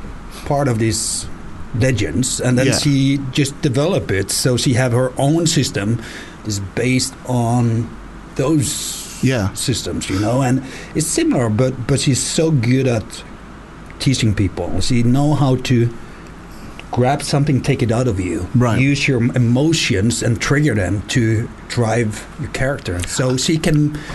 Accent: Norway; English is a second language; I'm Norwegian.

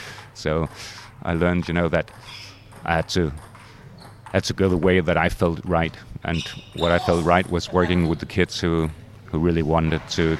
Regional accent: Elsinore, Capital Region of Denmark, Denmark; I'm from Elsinore, which is up the northern part of Zealand, close to Sweden, and we have a nice club up there.

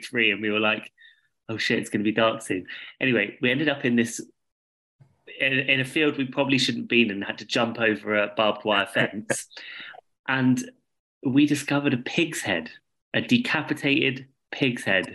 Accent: London, United Kingdom; I'm a Londoner and I'm staying here

